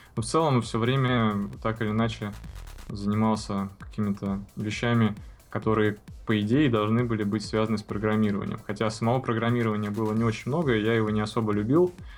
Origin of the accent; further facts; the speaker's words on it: Saint Petersburg, Russia; живем в одном доме э, через парадную, такой питерской многоэтажке. Родился в Ленинграде